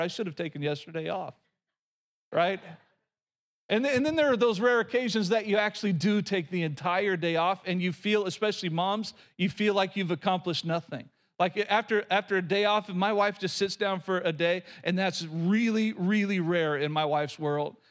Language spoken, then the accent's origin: English; Oklahoma, United States; moved away; Growing up in Oklahoma, we had these little bitty houses that we always called shotgun houses.